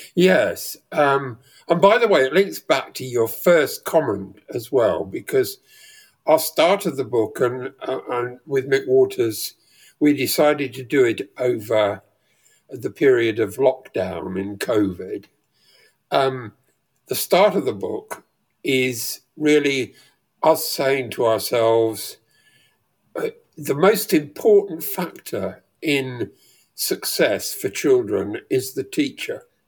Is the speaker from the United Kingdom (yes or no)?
yes; rural Leicestershire, East Midlands, United Kingdom; I grew up in Le- rural Leicestershire